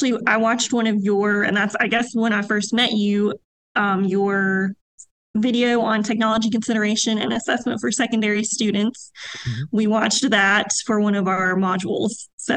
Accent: Covington, Virginia, United States; also born or lived in Blue Ridge, Virginia; I grew up in Covington, but I currently live in Blue Ridge, which is close to Roanoke.

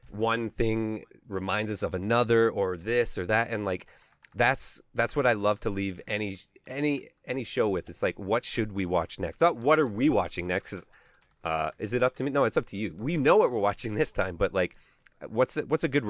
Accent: Calgary, Alberta, Canada; I'm Canadian

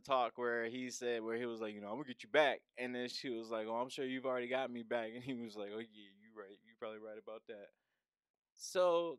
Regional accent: Philadelphia, Pennsylvania, United States; Like, I grew up in Philly. She grew up in Baltimore. Like, we grew up around bullets and stuff, yeah, like real danger.

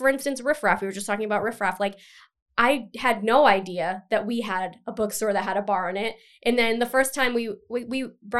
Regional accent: Cumberland, Rhode Island, United States; also born or lived in Boston; I've lived in Rhode Island essentially my whole life. I grew up in Cumberland.

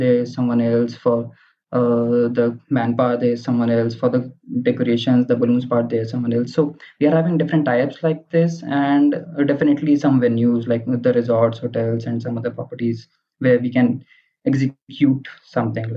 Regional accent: Ghaziabad, Uttar Pradesh, India; I am from Ghaziabad.

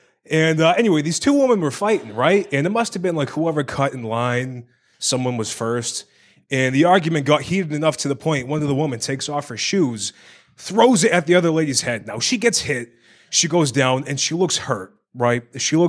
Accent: Ireland; I'm Irish. I got a schmeckle. You know what I mean? I got the Irish acorn.

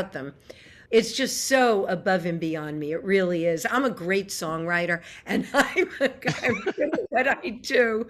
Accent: New York, United States; I grew up in New York

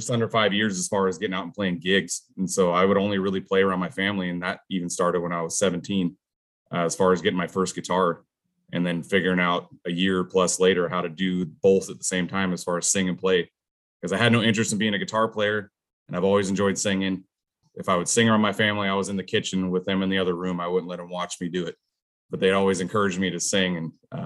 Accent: Tacoma, Washington, United States; also born or lived in Silverdale, Washington / Outer Banks, North Carolina; I was born in Tacoma, Washington

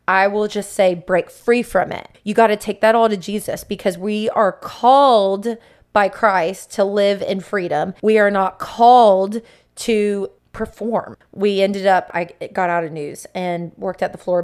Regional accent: Sebring, Florida, United States; I'm from Central Florida, grew up in Sebring

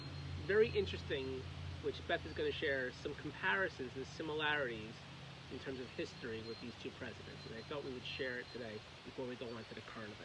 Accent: New York City, New York, United States; Paul Bianchini, who I grew up with in Queens

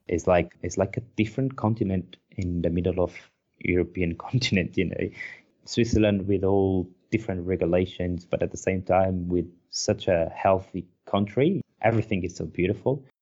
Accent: Porto, Norte, Portugal; English is a second language; moved away as an adult; I can't find a place like my hometown

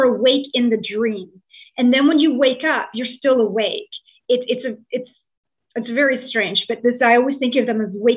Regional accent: Tottenham, Ontario, Canada; moved away as an adult; also born or lived in Toronto, Canada; now in Scotland; I was born in Tottenham, Ontario. So, you know, I'm a Tottenham girl. And I lived in Toronto for almost 20 years

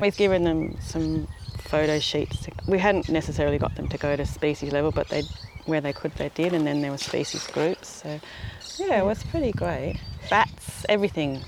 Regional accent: New England tableland, New South Wales, Australia; moved away; I come from New South Wales and on the New England tableland

